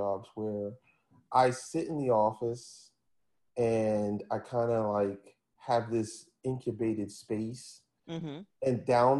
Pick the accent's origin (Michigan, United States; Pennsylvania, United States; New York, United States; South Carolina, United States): Pennsylvania, United States; Philadelphia; Like, I had just gotten this job working in the middle of, like, I'm from Philly, and I got this job working in Princeton, New Jersey.